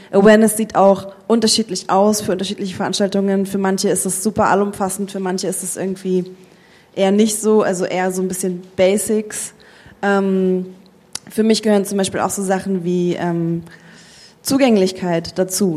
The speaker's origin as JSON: {"language": "German", "country": "Germany", "said": "bei uns in Deutschland"}